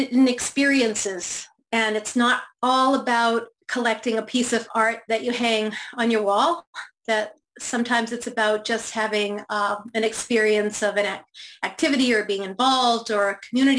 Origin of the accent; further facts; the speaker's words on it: Rochester, New Hampshire, United States; I grew up in Rochester, New Hampshire, which is southern New Hampshire